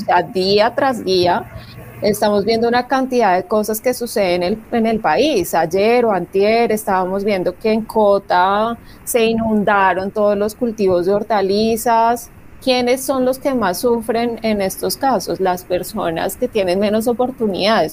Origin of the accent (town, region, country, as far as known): Colombia